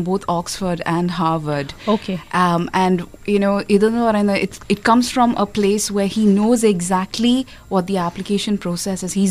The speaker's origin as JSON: {"language": "Malayalam", "town": "Adoor", "region": "Kerala", "country": "India", "said": "നാട്ടില് അടൂര്"}